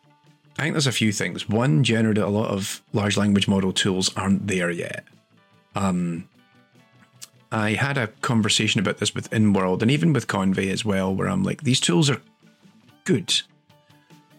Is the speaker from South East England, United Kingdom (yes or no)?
no; Scotland, United Kingdom; I'm Scottish.